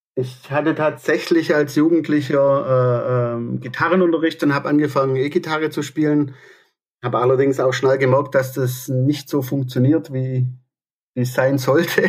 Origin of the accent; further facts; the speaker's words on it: Aalen, Baden-Württemberg, Germany; ich komme aus Aalen